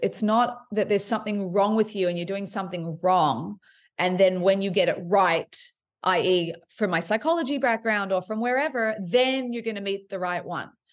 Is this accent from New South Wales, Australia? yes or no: yes; Sydney, New South Wales, Australia; also born or lived in Montreal, Quebec, Canada; I was raised in Sydney, Australia, and, uh, but I was born in Montreal, Quebec.